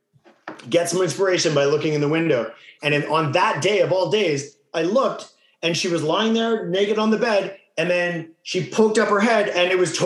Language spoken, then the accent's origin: English; Winnipeg, Manitoba, Canada; Born and raised Winnipeg